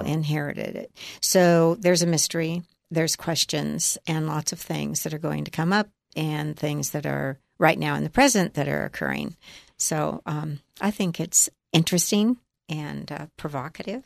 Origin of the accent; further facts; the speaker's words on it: Healdsburg, California, United States; my own group of friends from Hillsburg. I'm, that's my hometown.